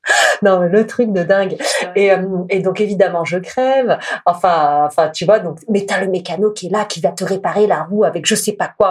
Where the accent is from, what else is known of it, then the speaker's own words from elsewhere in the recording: France; je suis une Française